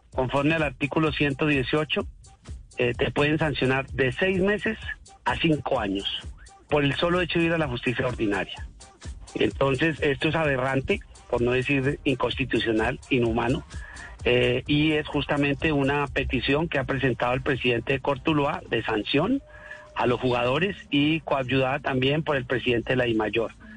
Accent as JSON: {"language": "Spanish", "country": "Colombia", "said": "nosotros no somos colombianos"}